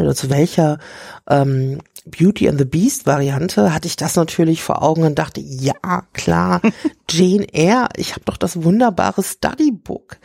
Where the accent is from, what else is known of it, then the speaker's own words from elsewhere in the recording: Rhine-Main, Germany; ich komme aus der Rhein-Main-Region